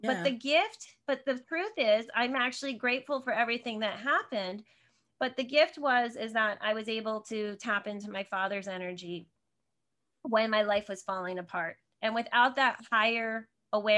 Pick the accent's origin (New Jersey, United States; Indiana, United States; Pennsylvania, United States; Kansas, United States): New Jersey, United States; Northern; moved away as an adult; I grew up in Northern New Jersey, right outside of New York City.